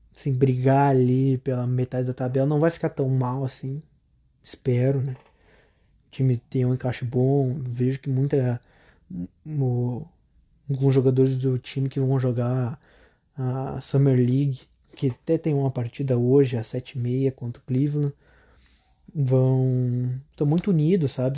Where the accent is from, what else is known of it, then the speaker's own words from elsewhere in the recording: Canoas, Rio Grande do Sul, Brazil; Eu sou do Rio Grande do Sul, Canoas, tenho 16 anos